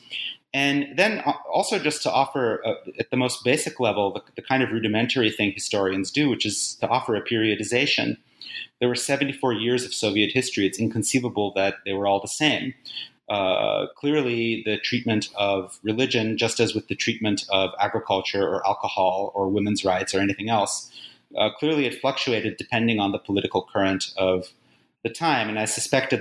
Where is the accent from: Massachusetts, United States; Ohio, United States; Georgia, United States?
Massachusetts, United States; Acton; also born or lived in Uzbekistan; I grew up in Acton, Massachusetts, near where the Revolutionary War started.